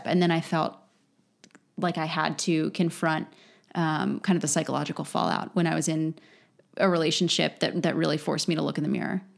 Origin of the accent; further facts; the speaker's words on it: Lancaster, Pennsylvania, United States; moved away; living in Lancaster